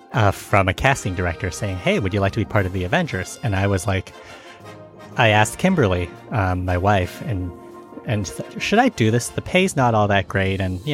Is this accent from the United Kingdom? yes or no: no; Canada; as the Canadian on the show